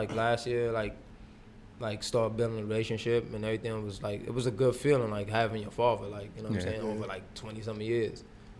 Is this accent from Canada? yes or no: no; St. Vincent & Grenadines; So I'm tough. Like, and I'm from the Caribbean, so.